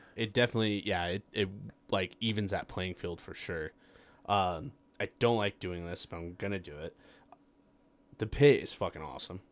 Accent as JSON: {"language": "English", "town": "Farmington", "region": "New Mexico", "country": "United States", "tie": "born or raised there", "also_born_or_lived": "Las Cruces / Rio Rancho", "said": "growing up in Farmington"}